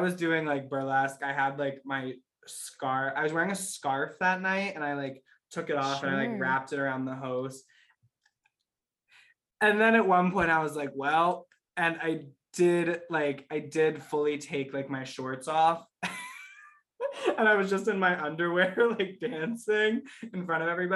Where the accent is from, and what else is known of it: Pittsburgh, Pennsylvania, United States